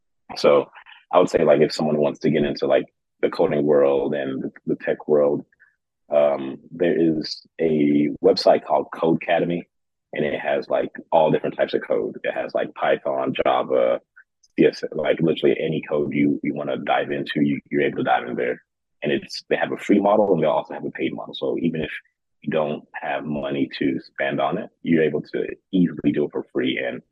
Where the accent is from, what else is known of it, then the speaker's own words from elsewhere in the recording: Kuwait; now in United States; It was tough, I'm not gonna lie, just because growing up in Kuwait, I had all my cousins, so I was never really alone.